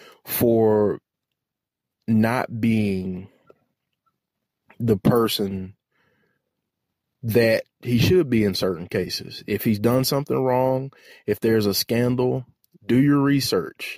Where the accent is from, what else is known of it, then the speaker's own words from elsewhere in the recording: United States; we have to look at ourselves as American citizens